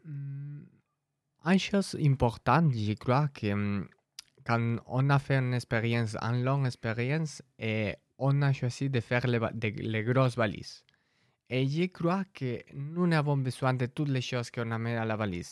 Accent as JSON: {"language": "French", "country": "Spain", "second_language": "French", "moved": "yes", "lives_now": "France", "said": "je viens de l'Espagne"}